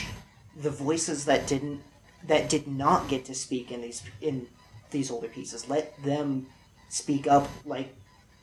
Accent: California, United States; I was born in California

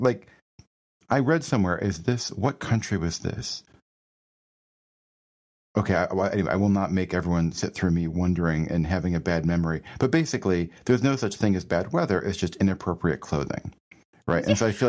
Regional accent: Rochester, New York, United States; also born or lived in Boston; So I grew up in Western New York, at Rochester, New York, which is near to Buffalo. And we had a lot of snow.

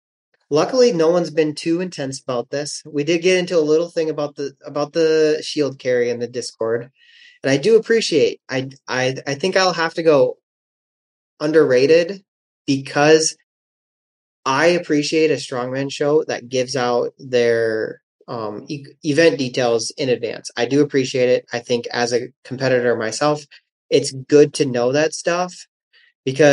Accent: South Dakota, United States; also born or lived in Oklahoma; I, as a fellow South Dakotan

